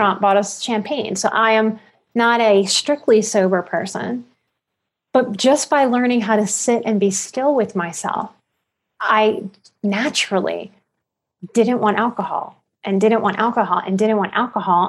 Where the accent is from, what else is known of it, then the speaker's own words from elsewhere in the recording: New Orleans, Louisiana, United States; the abuse of my childhood and growing up in New Orleans